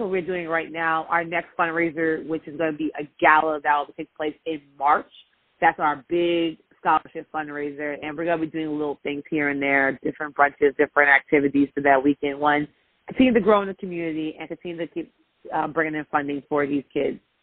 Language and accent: English; New York, United States; I'm from Northeast, so I'm from New York